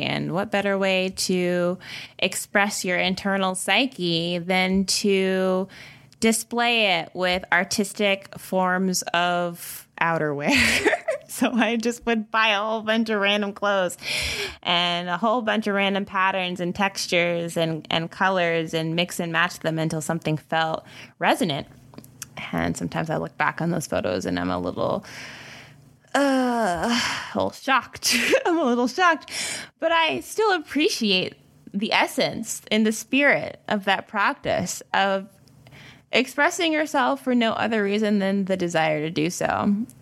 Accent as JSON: {"language": "English", "region": "the South", "country": "United States", "said": "I'm from the South, so we speak to strangers here."}